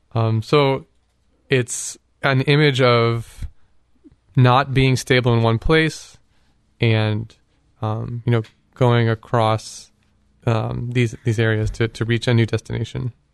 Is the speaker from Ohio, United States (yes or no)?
yes; Canton, Ohio, United States; Up in Canton. um, which is my hometown